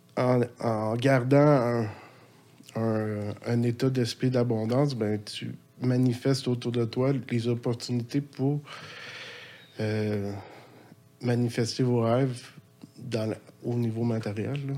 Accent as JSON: {"language": "French", "town": "Laval", "region": "Quebec", "country": "Canada", "tie": "born or raised there", "also_born_or_lived": "Montreal / Louiseville / Sainte-Adèle", "lives_now": "Sainte-Anne-des-Plaines, Canada", "said": "j'ai resté ma jeunesse à Laval"}